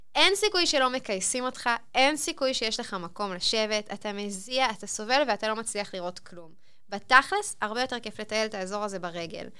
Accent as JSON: {"language": "Hebrew", "country": "Israel", "said": "אנחנו ישראלים"}